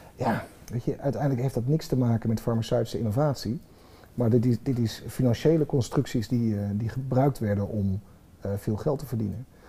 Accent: Twente, Overijssel, Netherlands; ik kom uit Twente

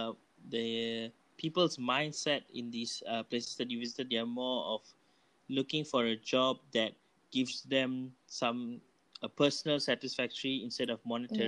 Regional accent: Malaysia

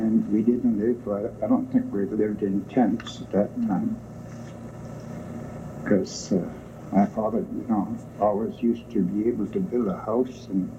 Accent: Serpent River Indian Reserve, Ontario, Canada; I was born on the Serpent River Indian Reserve. It's in 1897, on June 11th. Uh-huh. So I am almost 76 years old.

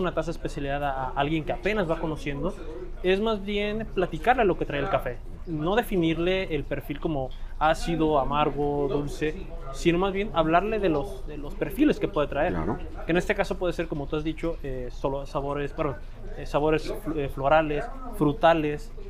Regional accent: Mexico; nosotros como, como mexicanos

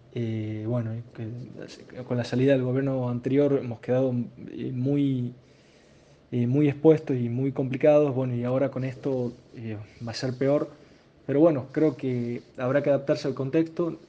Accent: San Miguel de Tucumán, Tucumán, Argentina; resido en Tucumán, eh, nací en Tucumán y vivo, vivo acá

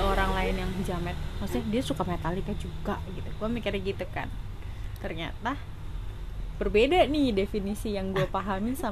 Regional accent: Bumiayu, Central Java, Indonesia; gue dari Bumi Ayu Bumi Ayu itu salah satu kota dari Kabupaten Brebes

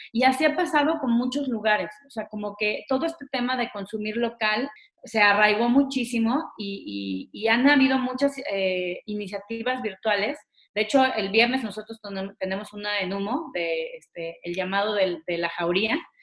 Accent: Mexico; unidos como mexicanos

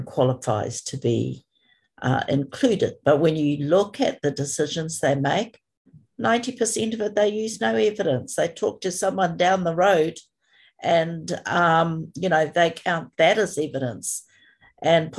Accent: New Zealand; I'm from Aotearoa, New Zealand, and at the moment I'm coming to you from a place called Rotorua in the middle of the North Island.

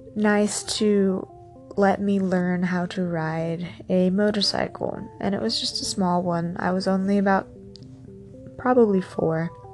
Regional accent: San Diego, California, United States; I grew up in San Diego, so the desert was only two hours away.

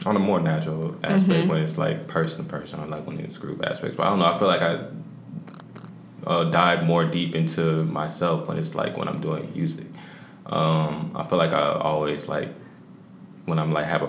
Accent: Lithonia, Georgia, United States; also born or lived in Anderson, South Carolina / Hartwell, Georgia; Anderson, South Carolina, which I was born. And then, like, I was raised in between there and Lithonia. So, but I was raised mostly in Lithonia

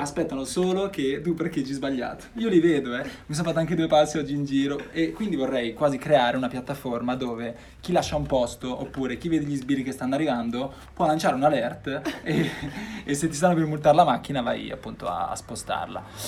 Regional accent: Milan, Lombardy, Italy; moved away as an adult; now in Genoa, Italy; Io normalmente sono nato e vissuto a Milano

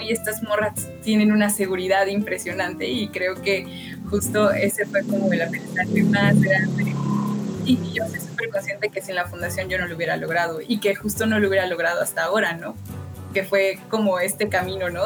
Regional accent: Orizaba, Veracruz, Mexico; moved away as an adult; also born or lived in Puebla / Mexico City; yo vengo de Orizaba, que es, digamos, la periferia de la periferia

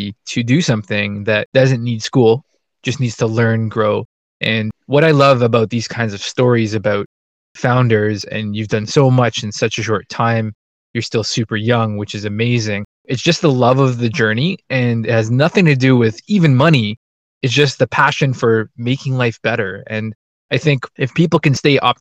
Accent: Canada; I'm Canadian

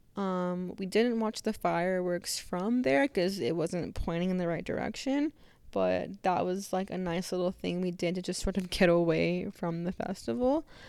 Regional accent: Arizona, United States; I'm from Arizona

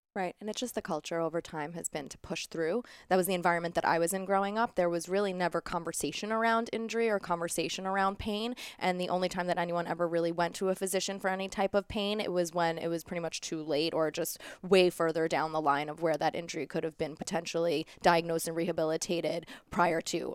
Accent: New York City, New York, United States; I grew up a dancer here in New York City. I danced all my life. I was a competitive dancer growing up in Middle Village, Queens

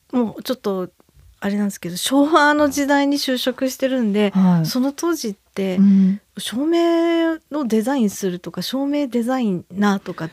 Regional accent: Hokkaido, Japan; also born or lived in Tokyo; 出身はあの東京なんですけど、うん、もう物心ついた時にはあの北海道にいましたので

